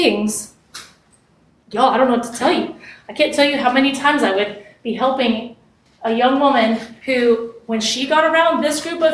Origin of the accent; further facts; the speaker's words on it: West Texas, United States; I grew up in West Texas, the desert, basically.